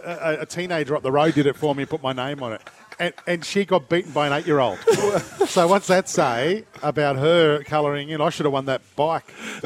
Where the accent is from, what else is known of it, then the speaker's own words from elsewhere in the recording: Sydney, New South Wales, Australia; also born or lived in Launceston; now in Gold Coast, Australia; I grew up in the suburb in Sydney, Yagoona, where the very first McDonald's in Australia was put?